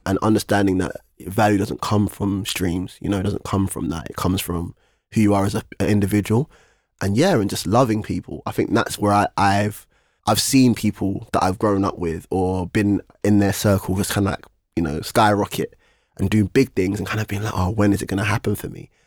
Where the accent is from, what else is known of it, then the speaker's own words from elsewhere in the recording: London, United Kingdom; I'm from East London